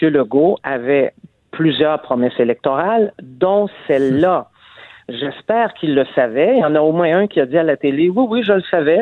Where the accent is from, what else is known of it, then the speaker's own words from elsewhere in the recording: Montreal, Quebec, Canada; je suis montréalaise